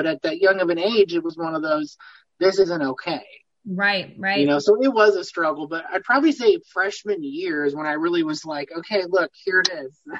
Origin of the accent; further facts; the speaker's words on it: Peoria, Illinois, United States; I am from Peoria, Illinois. I actually live in Peoria Heights, but I'm Midwest, pretty much born and raised.